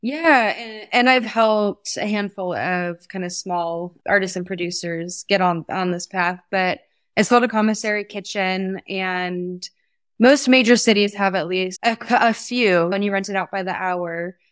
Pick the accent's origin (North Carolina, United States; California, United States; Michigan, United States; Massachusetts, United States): California, United States; Mendocino; now in Sonoma Valley, United States; I grew up in Mendocino